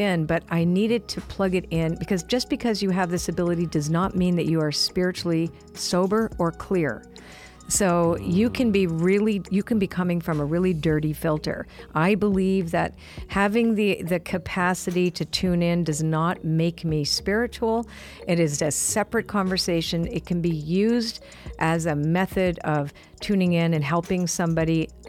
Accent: Canada; Well, I'm Canadian, and Canadians have a tendency to be a little self-deprecating, right?

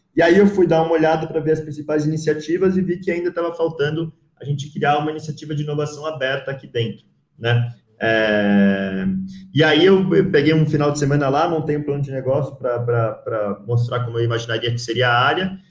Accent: São Paulo, Brazil; moved away as an adult; also born or lived in Rio de Janeiro; sou de São Paulo, eu, eu, eu mudei um, para o Rio de Janeiro no, em 2019, 2009 para fazer faculdade lá

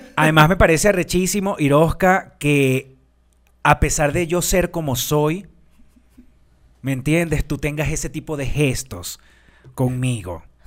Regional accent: Venezuela; yo soy venezolana

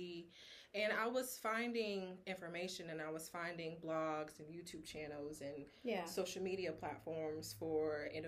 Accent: Tennessee, United States; moved away as an adult; also born or lived in South Carolina / Florida; now in Tallahassee, United States; I was born in South Carolina, raised in Tennessee

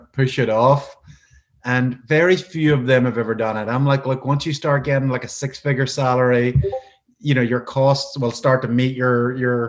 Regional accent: Northern Ireland, United Kingdom; moved away as an adult; also born or lived in Scotland; born and brought up in Northern Ireland

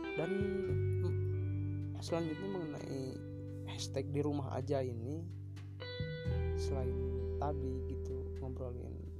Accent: Indonesia

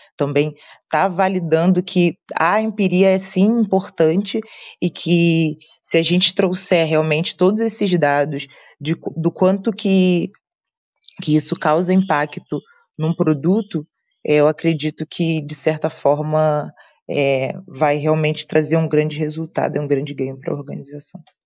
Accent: Rio de Janeiro, Brazil; eu sou do Rio de Janeiro

